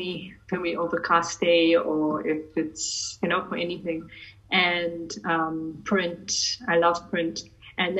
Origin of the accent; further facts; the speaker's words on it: South Africa; But I'm Indian by my race, but I'm born South Africa. I'm a fourth generation in South African Indian of Gujarati heritage.